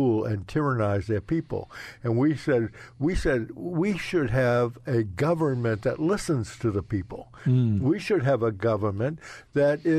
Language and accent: English; United States; We're two Christians, but we're Americans